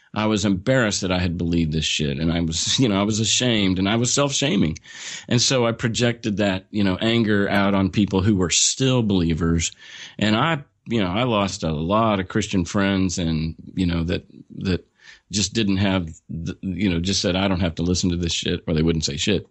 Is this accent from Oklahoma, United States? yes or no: yes; Oklahoma, United States; born and raised in Oklahoma, small rural town, population twenty-five hundred